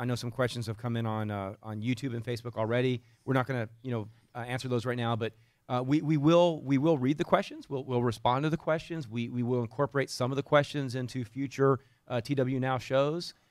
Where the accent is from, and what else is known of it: Texas, United States; accent: Texan